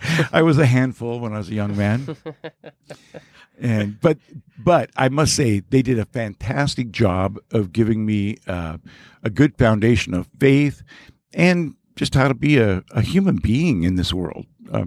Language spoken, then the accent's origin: English; Lakewood, California, United States; I was born and raised in Lakewood, California, which is a city right next to Long Beach, just a little north of Long Beach. And born and raised there, and, you know, it was nice little suburbia, and was a member of St. Maria Goretti Catholic Church